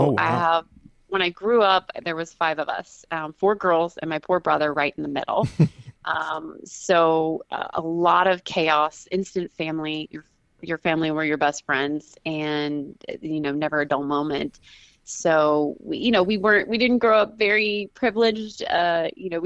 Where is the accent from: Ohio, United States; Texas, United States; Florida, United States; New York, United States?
Texas, United States; Houston; also born or lived in Dallas Fort Worth, Texas / New Jersey; I grew up mainly in Texas, in the Houston area, and then our family migrated to the Dallas Fort Worth area and have been there ever since